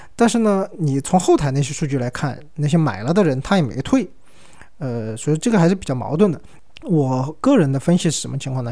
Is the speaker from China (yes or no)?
yes; Yunnan, China; 我们云南这边儿